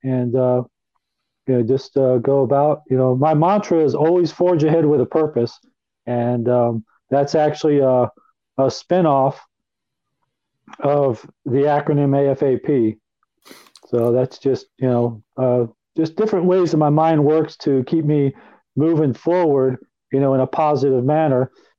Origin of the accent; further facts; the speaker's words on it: Chicago, Illinois, United States; also born or lived in Philadelphia; Okay, I was born in Philadelphia in November of 1960. My dad worked for the Pennsylvania Railroad, so we had relocated several times while I was growing up. And we ended up in the suburbs of Chicago, Illinois.